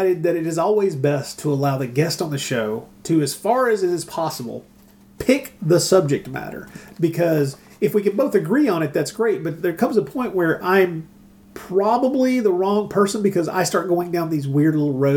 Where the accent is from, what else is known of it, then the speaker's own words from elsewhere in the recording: Tennessee, United States; I grew up in Tennessee.